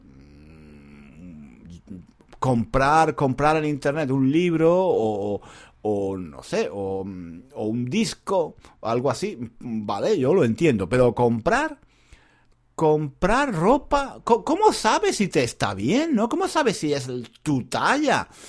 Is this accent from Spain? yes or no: yes; Granada, Andalusia, Spain; Yo soy de Granada, en una ciudad en el sur de España